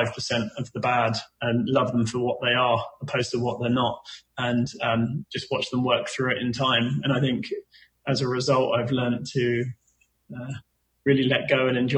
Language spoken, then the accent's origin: English; England, United Kingdom; we're English